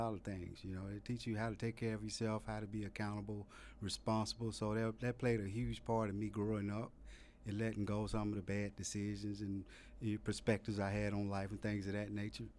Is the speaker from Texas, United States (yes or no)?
no; Birmingham, Alabama, United States; moved away as an adult; also born or lived in Germany; I grew up in Birmingham, Alabama, and it was a relatively low-income neighborhood